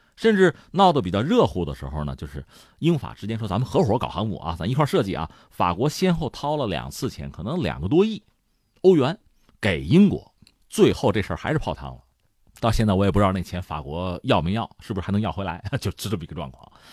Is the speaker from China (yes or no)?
yes; China; 我们中国人